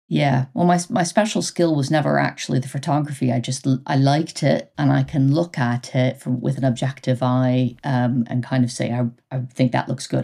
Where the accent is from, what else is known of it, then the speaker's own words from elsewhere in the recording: United States; moved away as an adult; now in United Kingdom; I'm American